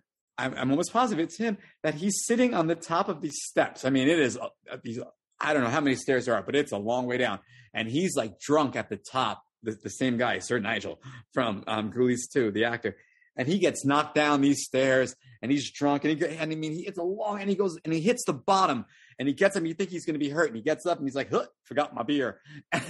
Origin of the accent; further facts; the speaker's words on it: New York, United States; I'm from New York